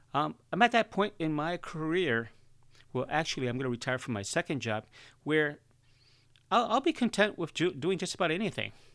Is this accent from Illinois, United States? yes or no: yes; Chicago, Illinois, United States; I was born and raised in Chicago, and Chicago's a concrete jungle